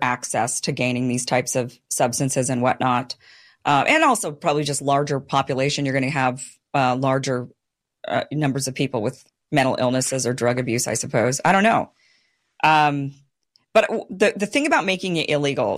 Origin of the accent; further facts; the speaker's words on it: Boise, Idaho, United States; moved away; Boise, my hometown